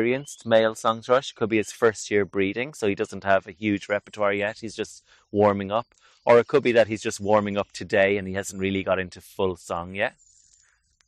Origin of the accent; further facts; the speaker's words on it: Ireland; I'm from Ireland